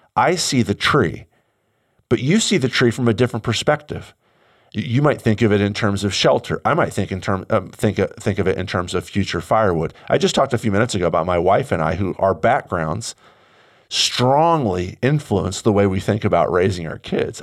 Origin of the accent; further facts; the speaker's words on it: United States; I'm an American Christian